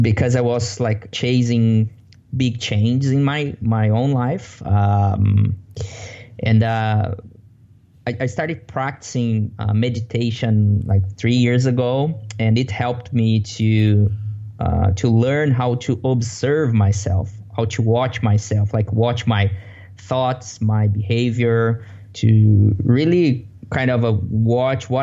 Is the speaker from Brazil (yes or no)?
yes; Brazil; English is a second language; moved away as an adult; now in Vancouver, Canada; I'm originally from Brazil. I have been here in Canada since March 2015